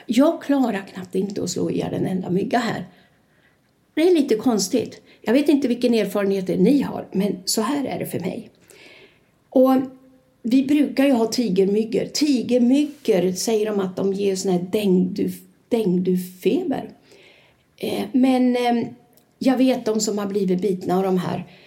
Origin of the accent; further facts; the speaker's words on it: Sweden; first language Swedish; moved away as an adult; now in Torrevieja, Spain; jag är från Sverige